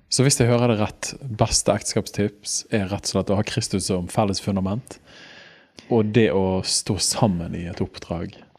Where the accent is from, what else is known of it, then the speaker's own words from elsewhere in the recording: Bergen, Vestland, Norway; Jeg er jo Åsane-gutt